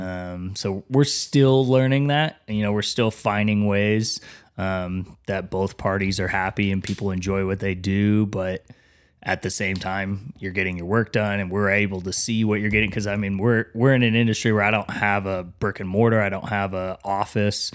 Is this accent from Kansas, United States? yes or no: yes; Wichita, Kansas, United States; moved away as an adult; also born or lived in Denver; I'm from Wichita